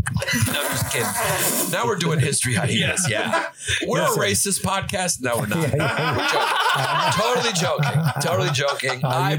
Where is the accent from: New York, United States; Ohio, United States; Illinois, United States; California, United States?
New York, United States; New York City; I'm from Brooklyn.